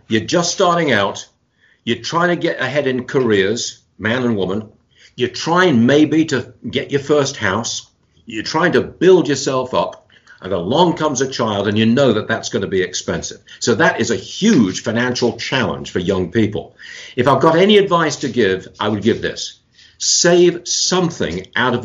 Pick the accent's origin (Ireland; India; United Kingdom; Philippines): United Kingdom; England; moved away as an adult; now in United States; born and raised in England, came to America in the early 1970s as a married man